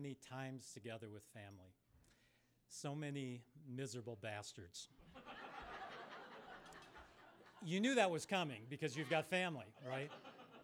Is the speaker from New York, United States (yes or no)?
no; Sault Ste. Marie, Michigan, United States; moved away as an adult; my hometown of Sault Ste. Marie up in the UP when I was a very young kid